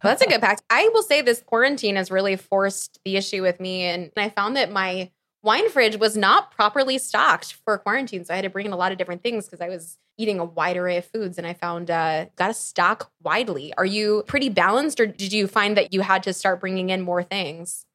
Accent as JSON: {"language": "English", "area": "outside of Philadelphia", "region": "Pennsylvania", "country": "United States", "tie": "born or raised there", "said": "I grew up outside of Philadelphia."}